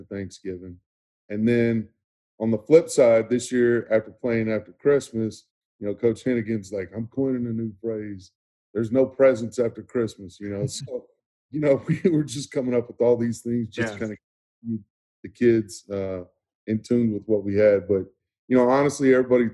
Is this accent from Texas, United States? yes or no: yes; Irving, Texas, United States; I grew up in Irving, Texas, played at Irving High School